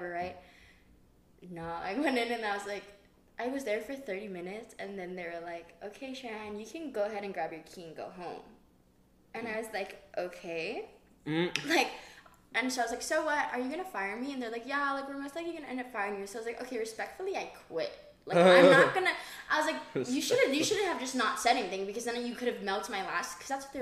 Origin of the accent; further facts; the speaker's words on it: Hawaii, United States; moved away as an adult; I'm from Hawaii